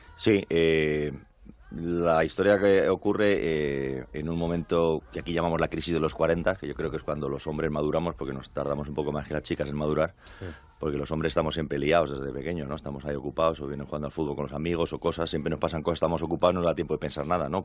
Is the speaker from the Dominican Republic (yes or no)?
no; Spain; como español